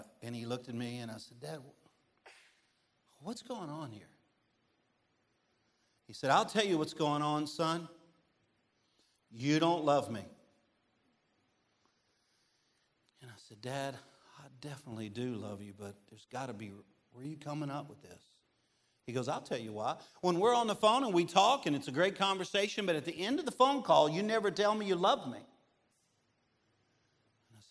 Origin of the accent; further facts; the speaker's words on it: Baton Rouge, Louisiana, United States; moved away; Baton Rouge, which is where I'm from